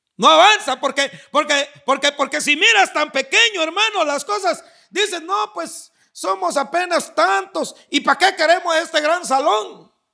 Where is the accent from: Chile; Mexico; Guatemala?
Guatemala; moved away; mi tierra, no sé si ahora ya cambiarían las cosas, pero en, Guatemala